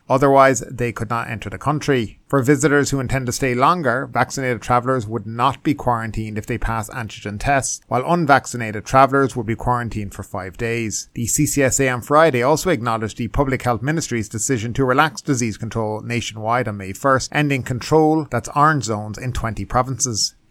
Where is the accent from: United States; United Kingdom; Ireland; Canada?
Ireland; now in Thailand; I'm from Ireland